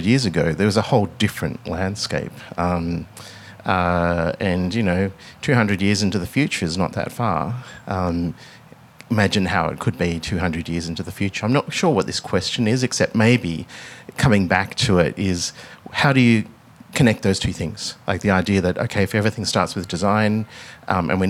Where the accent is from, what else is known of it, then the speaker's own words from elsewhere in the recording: Melbourne, Victoria, Australia; growing up in Melbourne